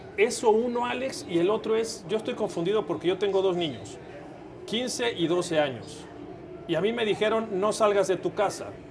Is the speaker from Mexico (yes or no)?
yes; Mexico; como mexicano